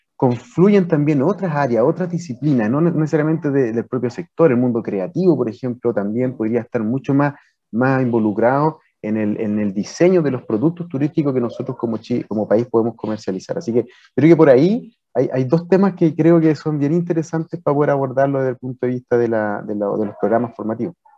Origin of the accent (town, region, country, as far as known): Chile